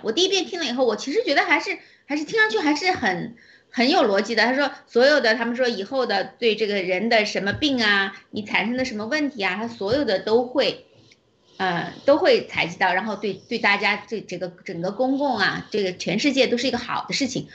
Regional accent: China; 我们中国人民

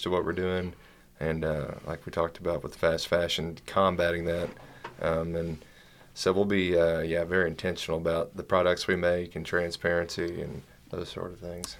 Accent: Eastern Kentucky, United States; we're from Eastern Kentucky

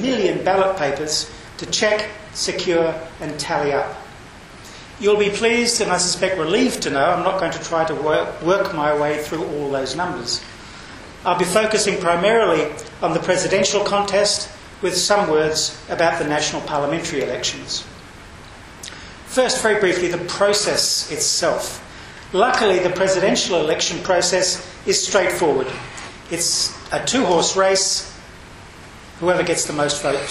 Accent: Australia; I'm not Indonesian. I'm Australian.

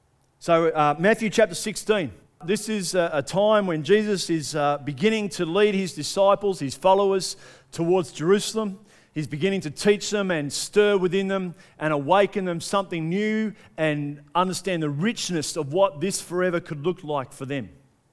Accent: Australia; Being good Australian people, we'd want to knock the tall poppy off a little bit quicker, wouldn't we?

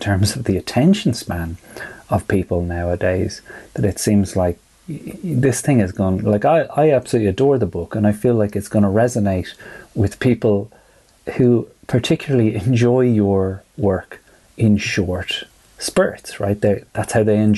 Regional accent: Ireland; many of us as Irish people

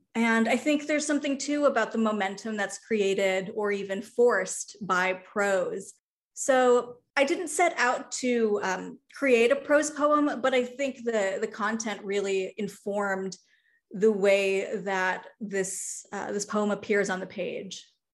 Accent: Chicago, Illinois, United States; moved away as an adult; the Chicago that I grew up

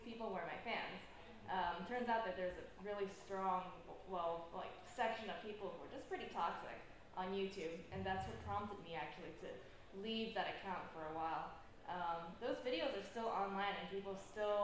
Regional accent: Taipei, Taiwan; moved away; I grew up in Taipei

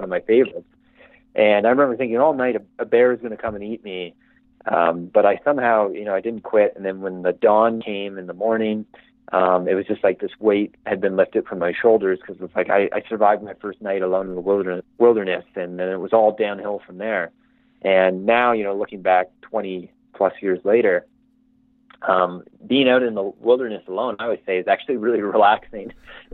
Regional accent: Canada; I couldn't be happier where I grew up in Canada

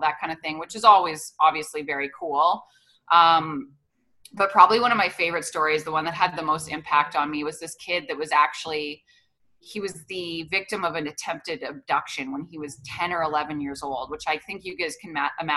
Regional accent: Edmonton, Alberta, Canada; I ended up coming back to a job in Edmonton, doing sports in my hometown.

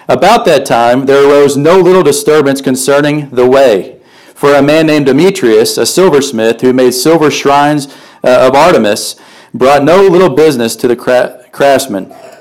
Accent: Vienna, Illinois, United States; now in Carbondale, United States; I grew up in Vienna, Illinois.

